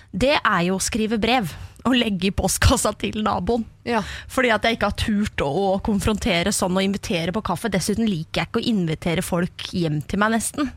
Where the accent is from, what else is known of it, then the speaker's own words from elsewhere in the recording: Horten side, Vestfold, Norway; Jeg er fra Vestfold.